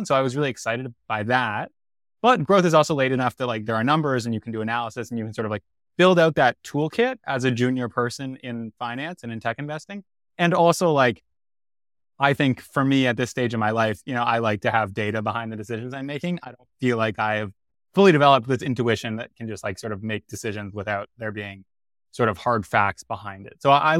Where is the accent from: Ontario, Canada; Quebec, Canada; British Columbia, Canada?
Ontario, Canada; Toronto; Did my undergrad at Penn, like Varun, and then I'm originally from Toronto.